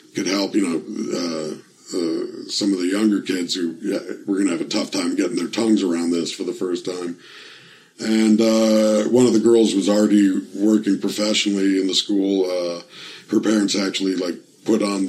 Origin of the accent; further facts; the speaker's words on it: Toronto, Ontario, Canada; I grew up in Toronto. Etobicoke is like a borough, almost.